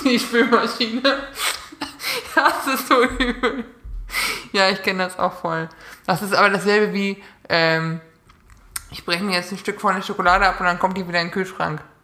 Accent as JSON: {"language": "German", "area": "Münsterland", "region": "North Rhine-Westphalia", "country": "Germany", "tie": "born or raised there", "said": "ich komme ja aus NRW aus Münsterland."}